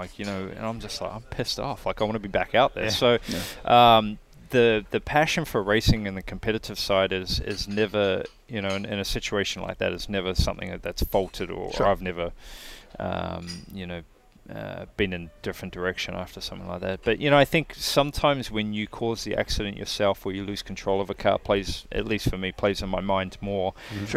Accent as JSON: {"language": "English", "country": "New Zealand", "moved": "yes", "lives_now": "United States", "said": "I'm from New Zealand"}